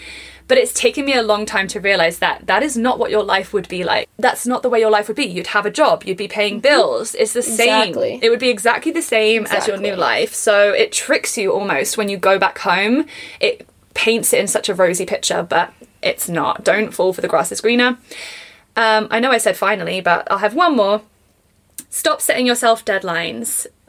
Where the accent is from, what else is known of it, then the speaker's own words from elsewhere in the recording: England, United Kingdom; now in Canada; do you think I sound really, really English? Or do you think I have like a Canadian twang? You know, I've been here for 4 years.